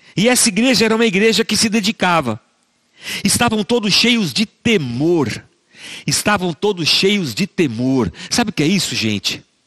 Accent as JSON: {"language": "Portuguese", "town": "Barbacena", "region": "Minas Gerais", "country": "Brazil", "tie": "born or raised there", "moved": "yes", "said": "Quando eu era criança pequena lá em Barbacena, eu cresci numa igreja"}